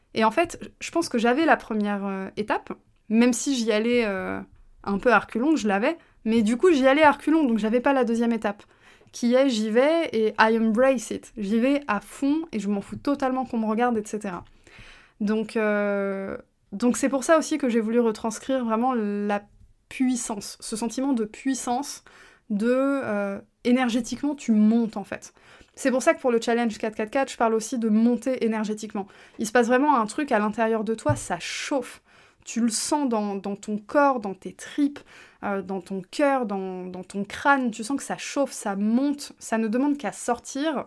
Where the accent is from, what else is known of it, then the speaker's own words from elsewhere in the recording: France; first language French; je suis née en France